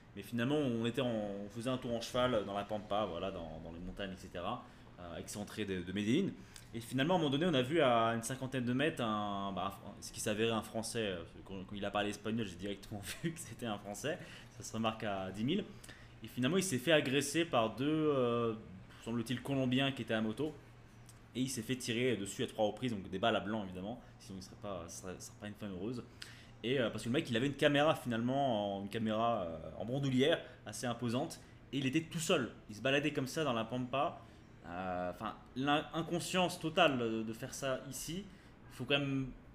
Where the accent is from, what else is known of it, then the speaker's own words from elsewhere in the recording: France; nous en tant que Français, qu'on on est habitué bah, voilà, à l'alimentation française